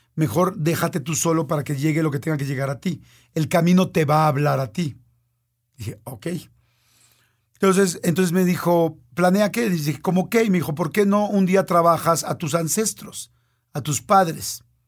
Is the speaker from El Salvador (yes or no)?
no; Mexico; soy un mexicano que vive en la Ciudad de México